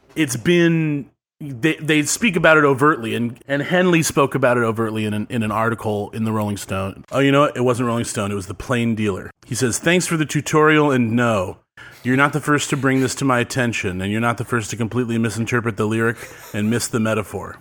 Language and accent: English; Westlake Village, California, United States; It's close to my hometown in Westlake Village.